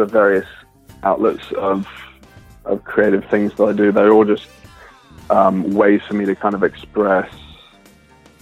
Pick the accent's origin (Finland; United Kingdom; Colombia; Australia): United Kingdom; Leicestershire, East Midlands; moved away as an adult; now in Los Angeles, United States; I grew up in Leicestershire in England